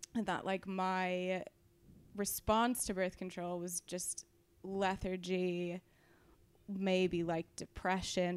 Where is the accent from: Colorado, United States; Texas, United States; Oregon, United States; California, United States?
California, United States; I'm from California.